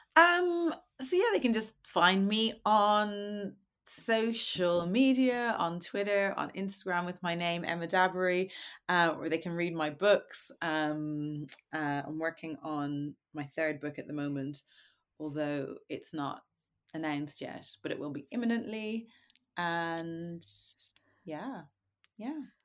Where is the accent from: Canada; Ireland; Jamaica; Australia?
Ireland; Dublin, Leinster; I'm from Dublin.